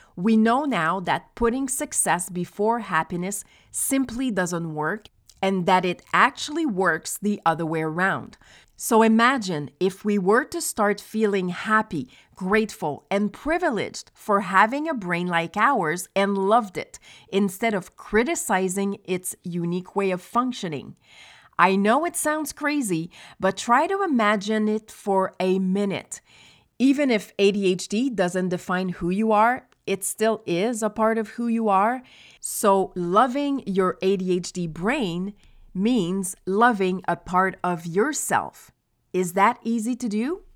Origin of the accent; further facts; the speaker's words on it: Quebec, Canada; also born or lived in Montreal; When I was eight years old, we moved from Montreal to a small village on the outskirts of the Saint Lawrence River